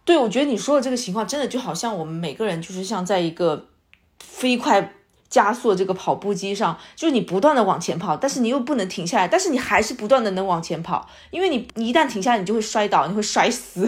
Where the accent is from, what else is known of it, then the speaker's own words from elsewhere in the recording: China; 我们应该说是作为中国人，还是我们这个民族，就是包括我们的父母吧，特别是上一代，就是更倾向于稳妥